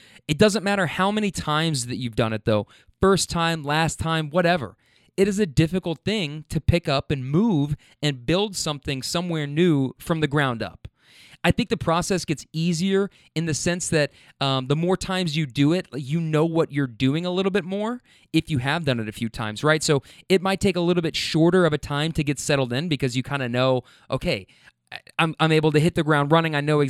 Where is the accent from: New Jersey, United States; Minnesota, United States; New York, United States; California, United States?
Minnesota, United States; you know, but we're from Minnesota, 700 miles away.